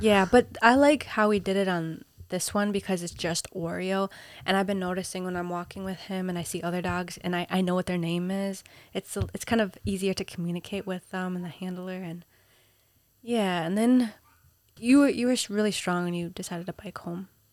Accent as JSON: {"language": "English", "region": "Minnesota", "country": "United States", "tie": "born or raised there", "also_born_or_lived": "Peru", "moved": "yes", "lives_now": "New York City, United States", "said": "I grew up in Minnesota"}